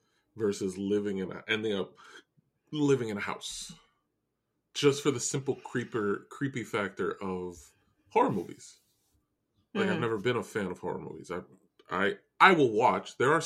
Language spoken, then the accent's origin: English; New York, United States; We're both from New York, and we live in homes and houses.